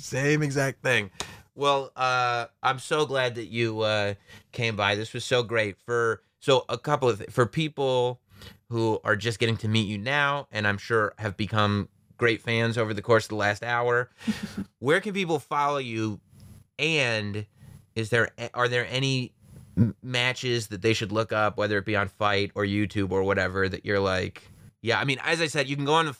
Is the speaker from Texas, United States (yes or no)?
yes; Texas, United States; Like, I'm a cat from Texas.